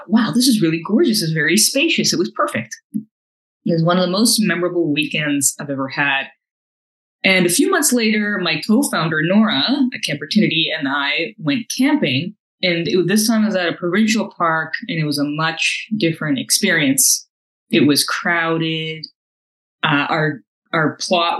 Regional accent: North Vancouver, British Columbia, Canada; Born and raised in North Vancouver, I graduated from Simon Fraser University

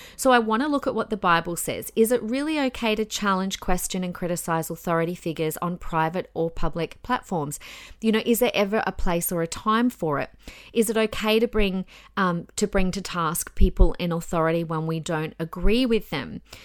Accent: Australia; I'm an Australian citizen

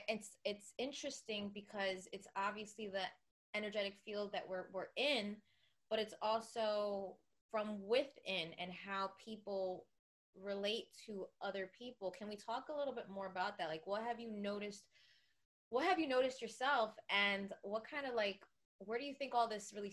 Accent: New Jersey, United States; Jersey girls here

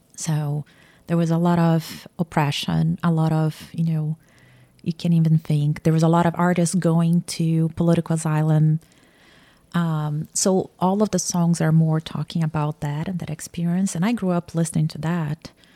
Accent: Campinas, São Paulo, Brazil; born or raised there; moved away as an adult; now in Atlanta, United States

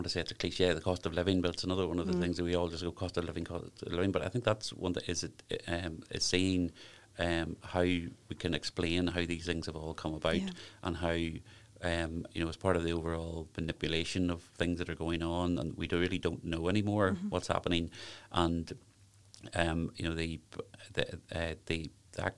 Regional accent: Lurgan, Northern Ireland, United Kingdom; moved away; I'm obviously originally from the Craigavon, Lurgan area

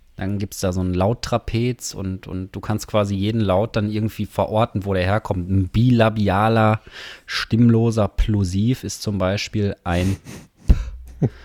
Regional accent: Herne, North Rhine-Westphalia, Germany; sind beide hier geboren. Du, Gelsenkirchener, ich, Herner slash Wanne-Eickel

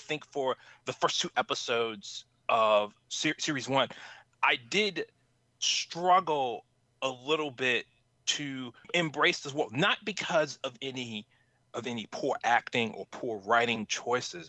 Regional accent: Charlottesville, Virginia, United States; I'm actually from Charlottesville. I'm from Charlottesville, Virginia.

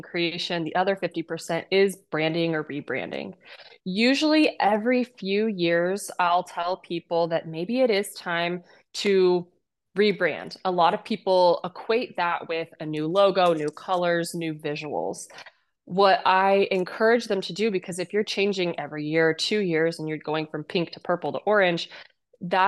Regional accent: Kansas, United States; moved away; I come from Kansas and an ag background. My whole family farmed. I was the first person to leave my state

